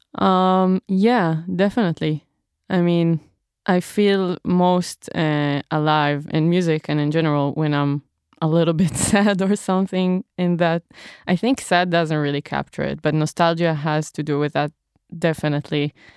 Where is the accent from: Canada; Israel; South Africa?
Israel; moved away; I'm from Israel